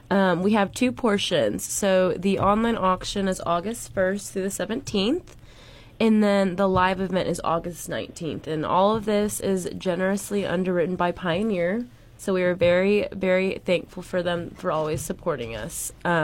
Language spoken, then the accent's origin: English; Plano, Texas, United States; Plano, Texas.